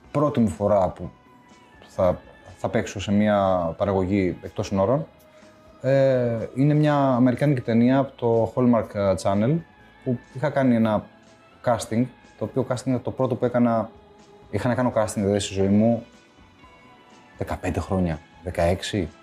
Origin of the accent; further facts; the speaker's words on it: Greece; also born or lived in Switzerland; Να σου πει δεν ήταν δύσκολο, γιατί εγώ έφυγα από την Ελβετία δύο χρονών.